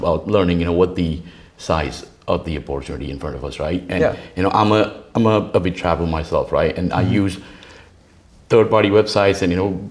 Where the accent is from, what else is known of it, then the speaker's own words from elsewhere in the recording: India; moved away as an adult; now in United States; I'm from India, born, brought up there, right? And, you know, I've spent about 20 plus years in the US.